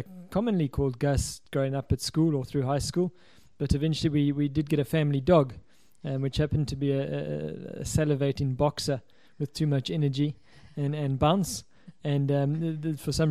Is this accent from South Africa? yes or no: yes; Cape Town, Western Cape, South Africa; also born or lived in London; My own background is one that's a very typical southern suburbs Cape Town upbringing